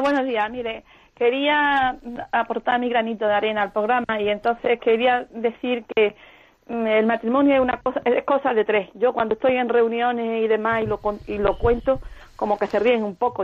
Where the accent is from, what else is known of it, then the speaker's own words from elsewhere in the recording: Ronda, Andalusia, Spain; soy de Málaga